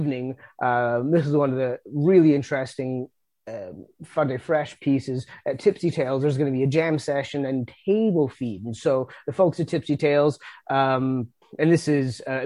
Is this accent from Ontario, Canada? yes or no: no; New Brunswick, Canada; also born or lived in Nova Scotia; I grew up in New Brunswick and lived in Nova Scotia for a bit, and coming back to New Brunswick